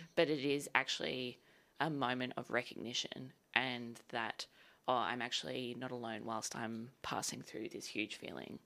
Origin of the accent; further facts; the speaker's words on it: Sydney, New South Wales, Australia; moved away as an adult; now in Melbourne, Australia; so I'm from Sydney originally, and I moved down to Melbourne to go to V C A in twenty fifteen